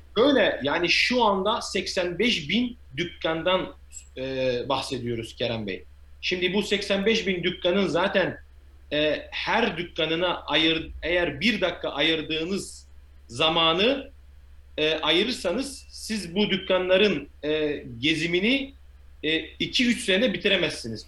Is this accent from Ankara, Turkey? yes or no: no; Midyat, Mardin, Turkey; also born or lived in England; now in China; Mardin Midyat doğumluyum